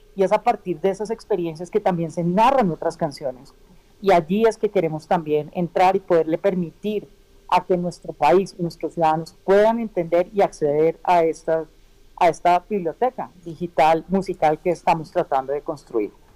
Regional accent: Colombia; nosotros, hablando pues como ciudadanos colombianos de este bonito país

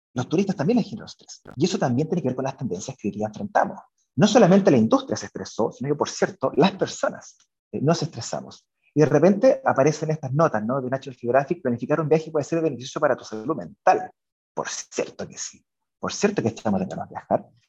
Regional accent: Chile; somos dos chilenos y, y cuatro hispanohablantes

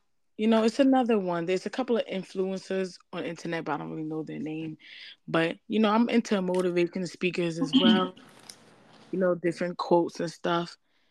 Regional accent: New York City, New York, United States; I am from New York City, Jamaica, Queens, South Side.

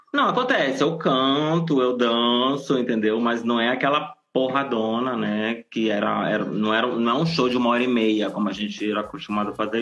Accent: Nova Iguaçu, Rio de Janeiro, Brazil; moved away; also born or lived in São Paulo; Eu, eu, eu nasci e vivi é, boa parte, uma, uma boa parte da minha infância em Nova Iguaçu, na Baixada Fluminense

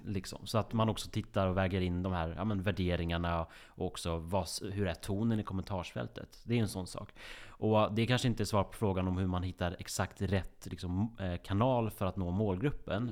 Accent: Grästorp, Västra Götaland, Sweden; moved away; runt i kvarteret i Grästorp där jag är uppvuxen. I Västergötland, 6000 invånare. Jag flydde så fort jag kunde därifrån.

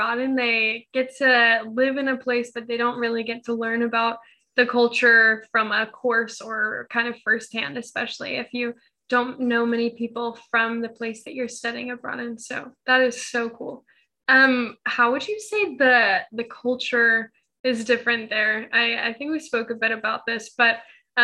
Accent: United States; being from the US

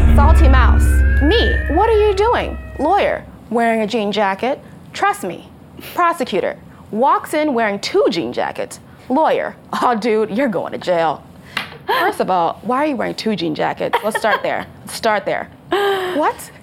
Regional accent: Texas, United States; I was from Texas

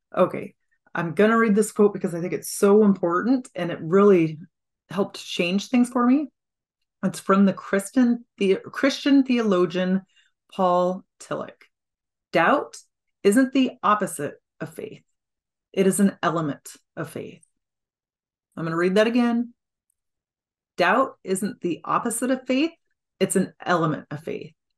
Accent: Washington, United States; I'm from Washington State

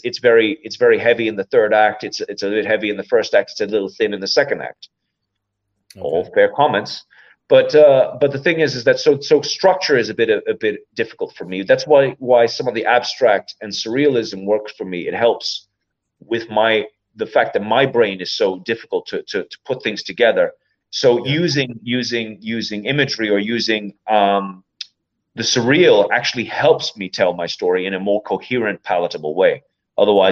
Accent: County Meath, Ireland; I'm from County Meath

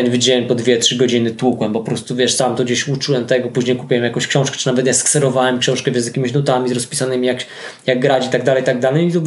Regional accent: Bieszczady, Subcarpathian Voivodeship, Poland; moved away; also born or lived in Kielce / Costa Rica; to stąd pochodzę, pochodzę z Bieszczadów, e, chociaż e, szukaliśmy, mieszkając w Kielcach, szukaliśmy czegoś w okolicach Kielc

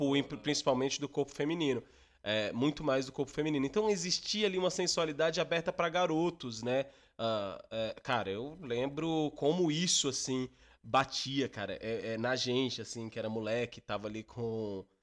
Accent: Minas Gerais, Brazil; Eu sou de Minas Gerais, minha família é de Minas Gerais

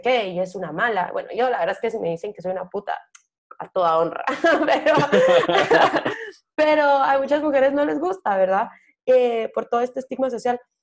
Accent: Guatemala; como mujer guatemalteca

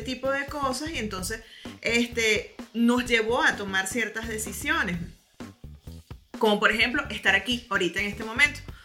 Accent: Venezuela; moved away as an adult; now in Germany; siempre vamos a ser venezolanos, tengamos la nacionalidad que tengamos, porque nacimos en Venezuela, crecimos allá.

